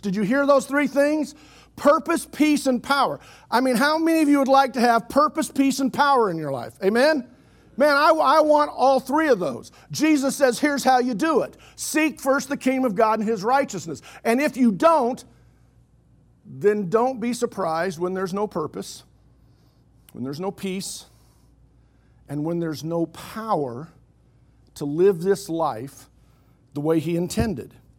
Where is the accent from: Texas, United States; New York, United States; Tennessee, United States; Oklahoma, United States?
Oklahoma, United States; Oklahoma City; I grew up in Oklahoma City, otherwise known as West Jerusalem